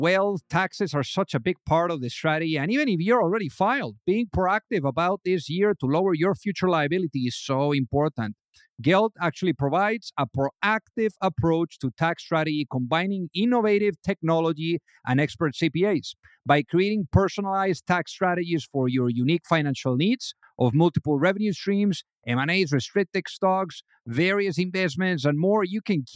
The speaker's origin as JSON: {"language": "English", "country": "Spain", "accent": "Spanish", "second_language": "English", "said": "my accent from Spain"}